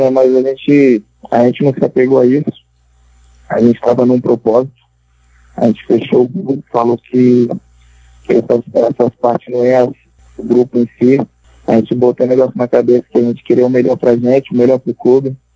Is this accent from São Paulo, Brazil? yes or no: yes; Guarujá, São Paulo, Brazil; Ah, eu comecei na, no meu bairro, lá na minha cidade, né, no Guarujá. Aí comecei ali na escolinha do bairro, lá no Perequê, lá no, no Guarujá. Amo esse lugar mais que tudo.